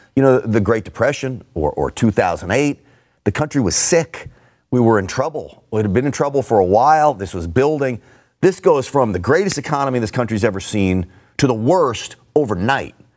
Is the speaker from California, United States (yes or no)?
no; New York City, New York, United States; I grew up in and around New York City